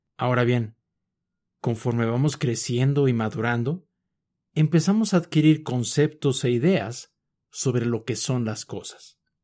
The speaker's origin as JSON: {"language": "Spanish", "region": "Mexico City", "country": "Mexico", "tie": "born or raised there", "said": "Yo nací en la Ciudad de México y por lo tanto crecí viendo personas, casas, edificios, perros, gatos, etc."}